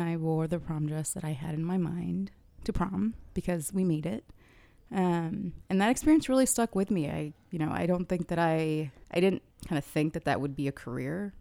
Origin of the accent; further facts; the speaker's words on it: Kuwait; now in United States; To be born in the US, but I did grow up in Kuwait.